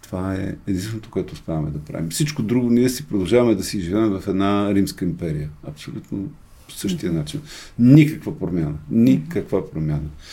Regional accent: Bulgaria; аз съм българин 100%

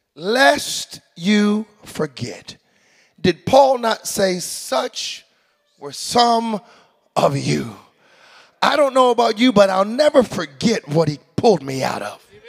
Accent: United States; moved away as an adult; now in Canada; I'm an American

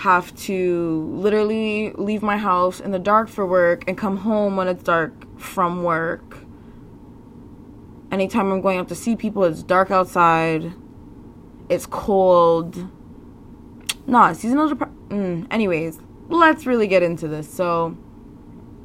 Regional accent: Canada; being a Canadian

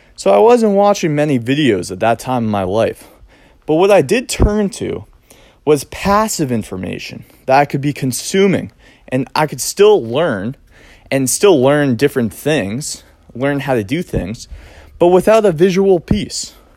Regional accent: Cape Cod, Massachusetts, United States; I grew up here on Cape Cod, Massachusetts

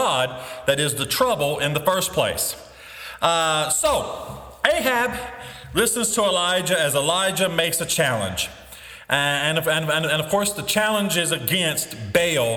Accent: U.S. Bible Belt, United States; I grew up in the Bible Belt, but growing up in the U.S. Bible Belt

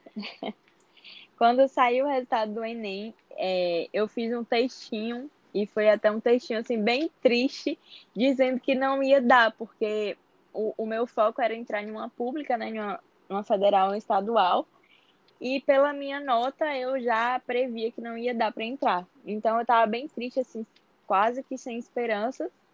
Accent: interior of Bahia, Brazil; now in Salvador, Brazil; eu sou do interior da Bahia, mas atualmente moro em Salvador.

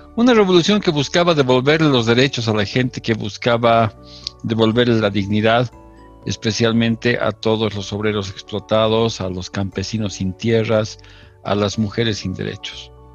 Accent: Bolivia; continuamos siendo el, el tercer país más grande de, de Sudamérica

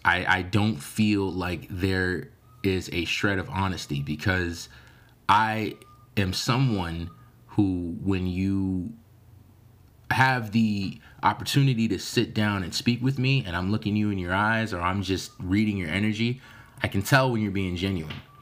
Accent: United States

